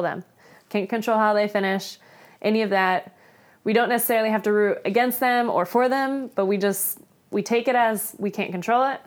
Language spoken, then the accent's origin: English; Florida, United States; I grew up in Florida where it's, you know, flat